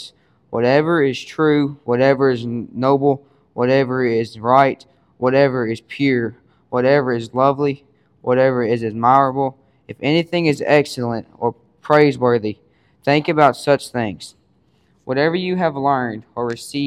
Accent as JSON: {"language": "English", "town": "Water Valley", "region": "Mississippi", "country": "United States", "said": "I am from Water Valley, Mississippi."}